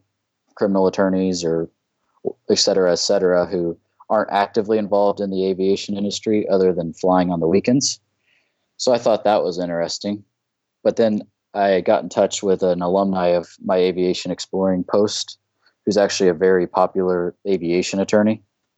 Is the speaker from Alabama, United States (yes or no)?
no; Topeka, Kansas, United States; moved away; I'm from Topeka, Kansas originally.